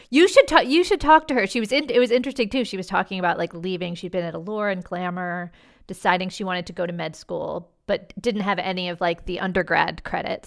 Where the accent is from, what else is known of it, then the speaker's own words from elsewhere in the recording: Washington, District of Columbia, United States; moved away; I grew up in Washington, D C